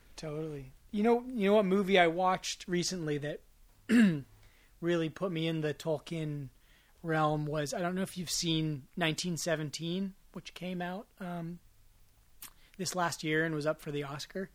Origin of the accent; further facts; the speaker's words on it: Marin, California, United States; growing up in Marin with the you know left wing rhetoric